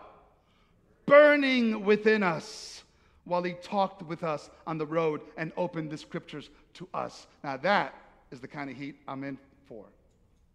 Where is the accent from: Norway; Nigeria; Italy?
Italy; Naples, Campania; moved away; I'm from Naples, Italy, and it's hot there